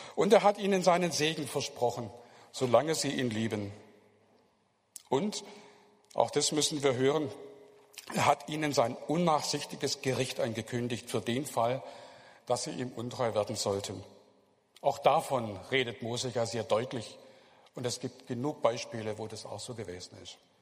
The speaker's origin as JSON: {"language": "German", "country": "Germany", "said": "als Deutsche"}